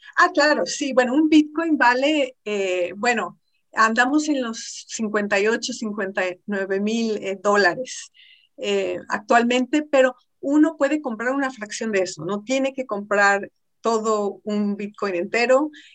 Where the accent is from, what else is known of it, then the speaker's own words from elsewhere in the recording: Mexico; Siendo mexicana